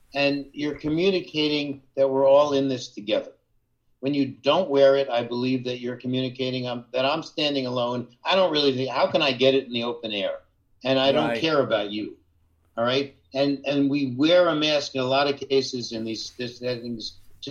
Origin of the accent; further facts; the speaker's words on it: Jersey Shore, New Jersey, United States; moved away; where I grew up on the Jersey Shore